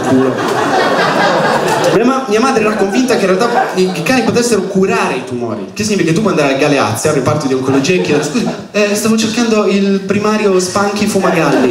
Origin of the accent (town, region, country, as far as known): Milan, Lombardy, Italy; accent: Milanese